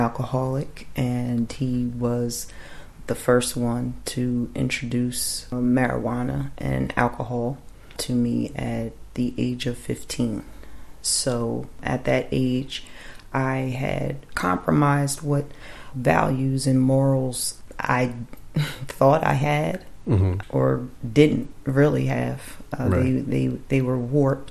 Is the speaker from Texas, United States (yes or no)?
no; Woodbury, New Jersey, United States; I was raised in South Jersey, Washington Township / Woodbury area most of my life